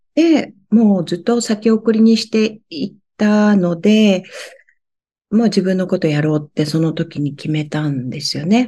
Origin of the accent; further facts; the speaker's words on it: Fukushima, Japan; 私、福島の出身なんですね。